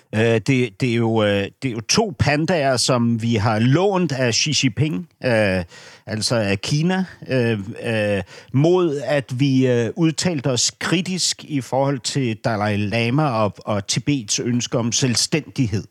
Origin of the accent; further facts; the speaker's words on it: Berlin, Germany; moved away; min opvækst i Vestberlin